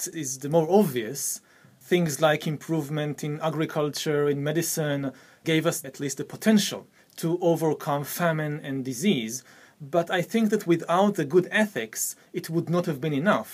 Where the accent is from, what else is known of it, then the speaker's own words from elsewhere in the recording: Israel; I come from the Middle East, I come from Israel